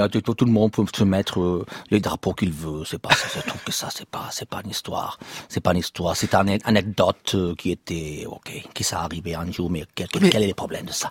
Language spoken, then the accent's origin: French; Barcelona, Catalonia, Spain; French is a second language; now in Madrid, Spain; je suis de Barcelone, je suis catalan, je travaille à Madrid